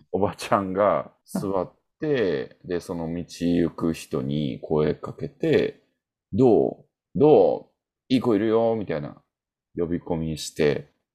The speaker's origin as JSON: {"language": "Japanese", "region": "Osaka", "country": "Japan", "said": "俺は何は大阪人やからさ"}